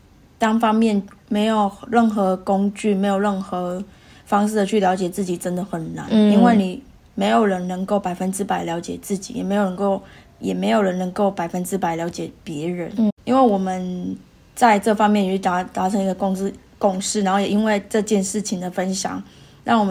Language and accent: Chinese; Taiwan; moved away as an adult; now in Perth, Australia; 就像我们从小在台湾一样，